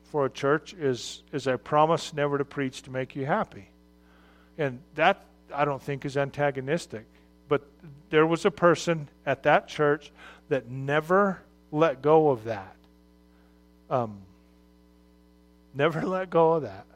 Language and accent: English; Arizona, United States; I'm from Arizona, which is not a place where a large population of sailors live.